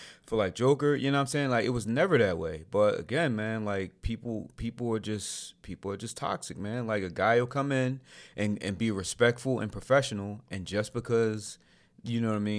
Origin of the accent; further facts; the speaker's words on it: Philadelphia, Pennsylvania, United States; I'm from West Philly